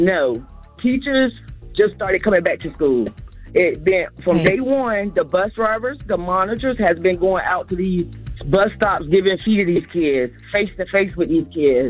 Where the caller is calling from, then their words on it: Savannah, Georgia, United States; I'm calling from Savannah, Georgia.